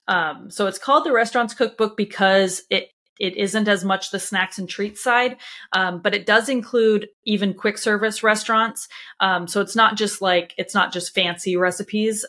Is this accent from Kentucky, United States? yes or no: no; Anaheim, California, United States; moved away; I grew up in Anaheim, California